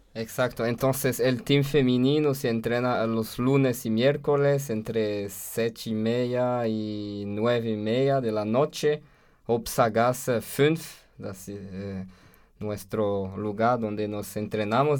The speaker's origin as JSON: {"language": "Spanish", "country": "France", "also_born_or_lived": "Brazil", "second_language": "Spanish", "moved": "as an adult", "lives_now": "Austria", "said": "en Francia, en mi país"}